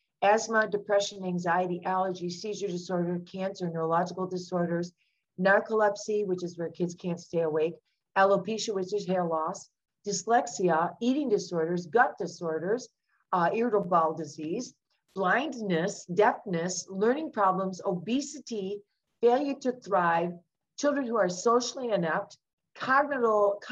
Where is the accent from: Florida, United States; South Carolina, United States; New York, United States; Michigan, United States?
Michigan, United States; outside of Detroit; I grew up outside of Detroit, Michigan